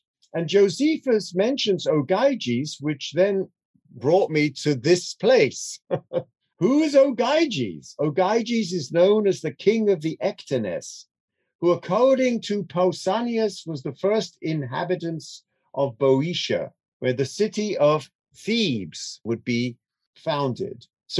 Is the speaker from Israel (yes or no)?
no; London, United Kingdom; I grew up in London